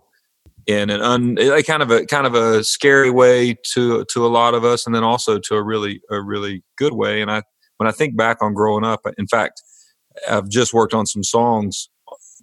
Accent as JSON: {"language": "English", "area": "the Piedmont", "region": "North Carolina", "country": "United States", "tie": "born or raised there", "said": "growing up in the Piedmont."}